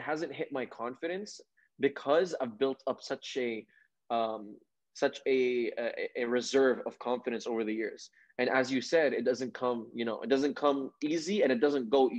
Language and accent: English; Saudi Arabia; moved away; I grew up in the Middle East, right? I grew up in Saudi Arabia.